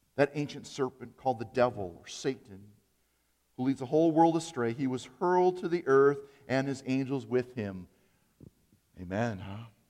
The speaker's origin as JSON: {"language": "English", "town": "Appleton", "region": "Wisconsin", "country": "United States", "tie": "born or raised there", "said": "growing up in Appleton"}